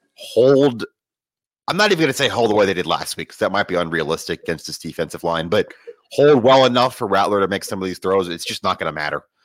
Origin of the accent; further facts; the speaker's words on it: Georgia, United States; moved away; I grew up in Georgia